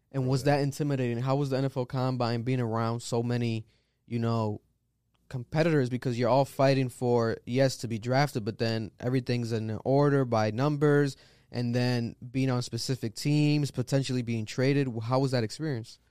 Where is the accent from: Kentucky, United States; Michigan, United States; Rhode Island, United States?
Rhode Island, United States; Providence; I'm from Providence, Rhode Island